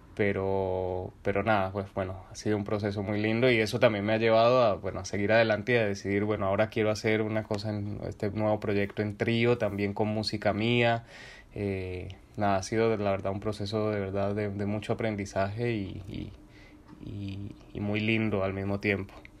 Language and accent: Spanish; Cali, Valle del Cauca, Colombia; moved away as an adult; now in Buenos Aires, Argentina; yo soy un guitarrista de Cali, Colombia